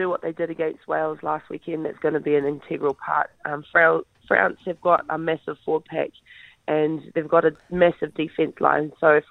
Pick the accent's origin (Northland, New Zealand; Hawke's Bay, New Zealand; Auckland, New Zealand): Northland, New Zealand; Te Tai Tokerau; I'm from Ngapuhi, I'm from Te Pai Tokerau